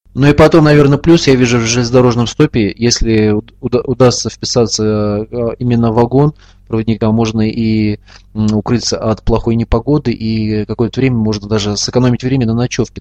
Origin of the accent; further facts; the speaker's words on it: Ufa, Bashkortostan, Russia; в моем родном городе Уфе, столице Республики Башкортостан